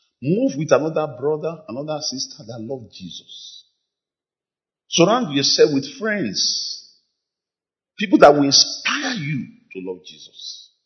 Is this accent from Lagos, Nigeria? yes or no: yes; Lagos, Nigeria; When we were growing up in Lagos